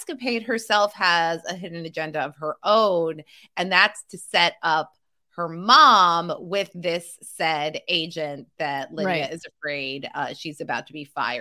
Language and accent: English; New Jersey, United States; I'm from New Jersey